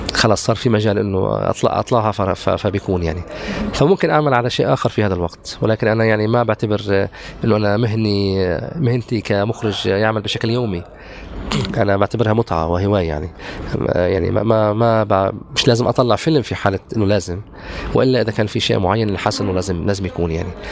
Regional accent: occupied Golan, Golan Heights, Syria; also born or lived in Haifa, Israel; now in Ramallah, Palestine; أنا ابن الجلال المحتل

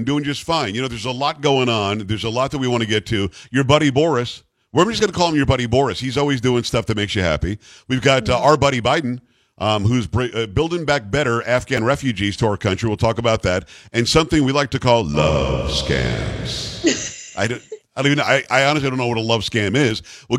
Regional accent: United States; I love that I'm an American.

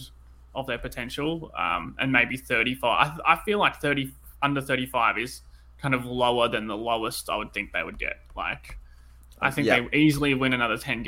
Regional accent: Australia; accent: Australian; I'm obviously in Australia, as you know, the listeners can tell from my accent

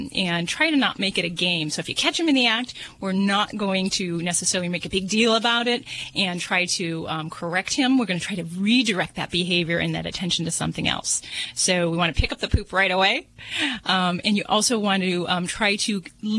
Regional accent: Las Vegas, Nevada, United States; I'm from Vegas

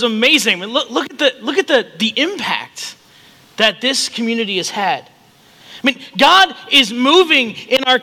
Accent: Chicago, Illinois, United States; also born or lived in Rochester, Minnesota; now in Council Bluffs, United States; I grew up in Chicago

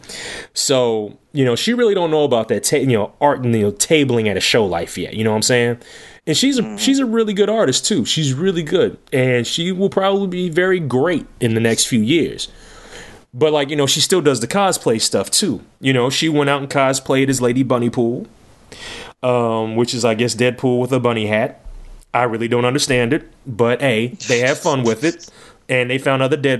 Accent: Lexington, Kentucky, United States; my hometown

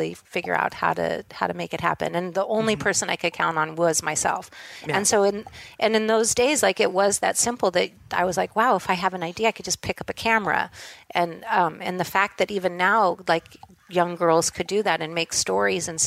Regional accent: Los Angeles, California, United States; also born or lived in Hollywood; I grew up in Southern California in, you know, Studio City, and my grandparents had a place in Hollywood

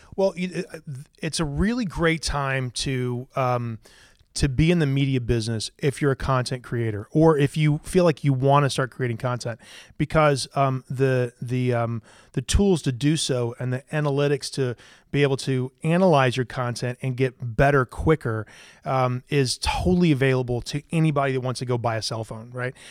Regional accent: Greenville, South Carolina, United States; also born or lived in Columbia, South Carolina / Charleston, South Carolina; I lived in Greenville, South Carolina until I was about nineteen years old

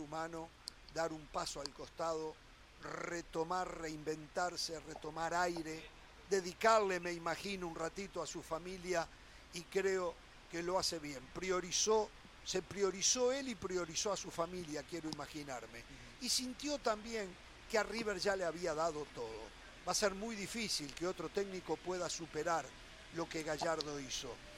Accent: Uruguay; en mi país

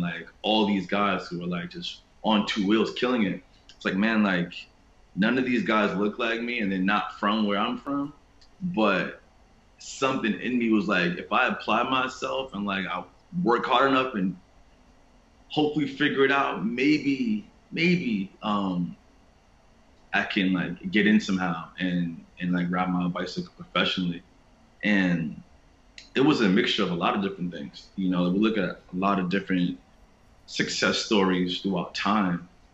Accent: New York City, New York, United States; growing up in Queens

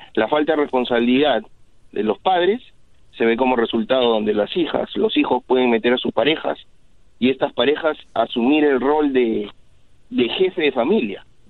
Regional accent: Peru; moved away; en mi país, yo soy de Perú

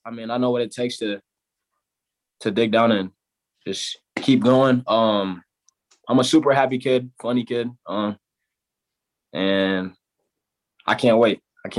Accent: Chicago, Illinois, United States; born there; I was born in Chicago. I moved from Chicago. We were moving around.

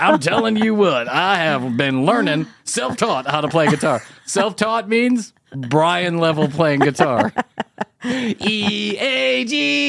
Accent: Alabama, United States; No, I'm not the Swedish. I'm from Alabama.

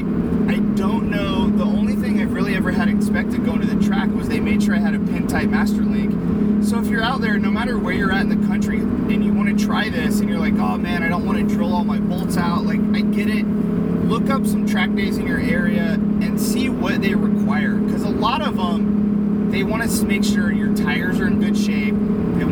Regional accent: Midwest, United States; now in California, United States; I grew up in the Midwest

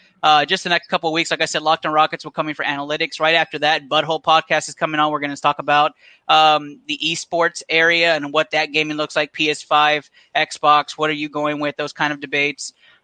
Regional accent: Rio Grande Valley, Texas, United States; Oh, man, I'm from the Rio Grande Valley. So we got the Vipers down here.

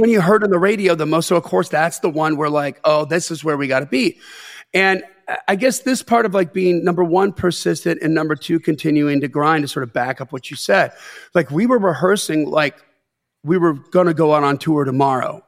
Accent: Delavan, Wisconsin, United States; I grew up in Delvin, Wisconsin

